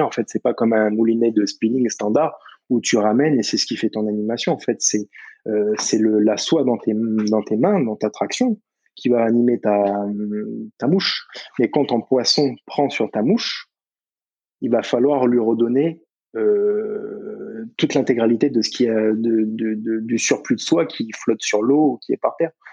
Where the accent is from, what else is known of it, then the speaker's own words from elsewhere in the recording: Nouméa, South Province, New Caledonia; toute ma vie, j'ai grandi sur Nouméa